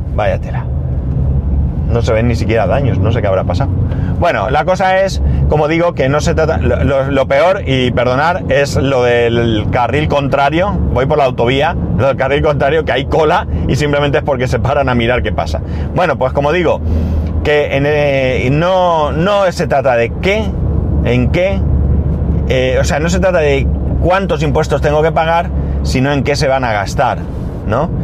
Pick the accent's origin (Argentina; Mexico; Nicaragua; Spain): Spain; como ciudadano español que paga sus impuestos